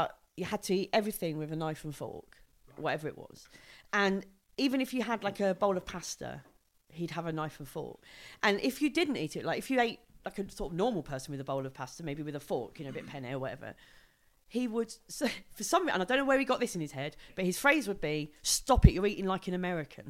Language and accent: English; United Kingdom; I'm British